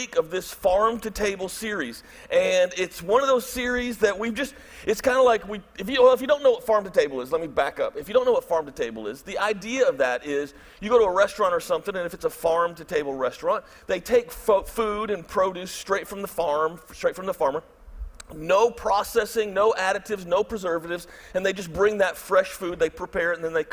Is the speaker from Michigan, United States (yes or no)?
yes; Michigan, United States; moved away as an adult; also born or lived in Tennessee / Birmingham, Alabama; I'm from Michigan